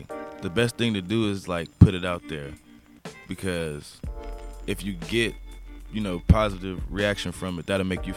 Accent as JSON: {"language": "English", "region": "Kansas", "country": "United States", "tie": "born or raised there", "also_born_or_lived": "Inglewood, California", "said": "I was born in Inglewood, actually. And then I stayed out there for a few months, maybe even up to a year. And I moved back to Kansas with my mom and my dad."}